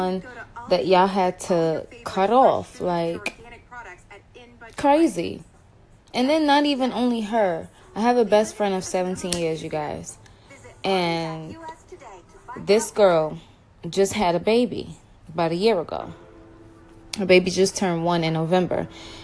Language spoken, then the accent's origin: English; New York City, New York, United States; moved away as an adult; also born or lived in North Carolina; I have, like, relocated from my hometown, which is New York City